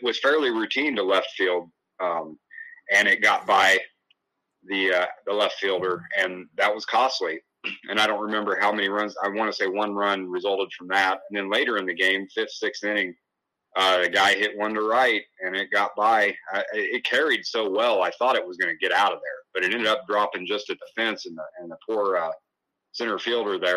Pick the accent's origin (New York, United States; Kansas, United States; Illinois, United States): Illinois, United States; now in Crawfordsville, Iowa, United States; when I was growing up in Illinois